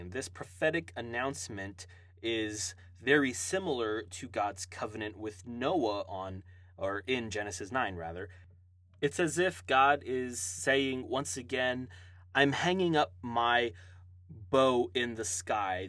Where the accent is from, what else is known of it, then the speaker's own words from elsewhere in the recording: Hawaii, United States; now in Tulsa, United States; I uh, live and reside in Tulsa, Oklahoma now, uh, I was born and raised in Hawaii